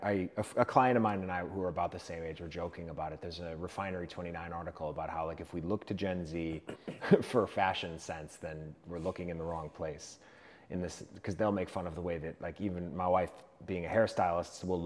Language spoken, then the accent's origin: English; South Shore, Massachusetts, United States; I grew up in the South Shore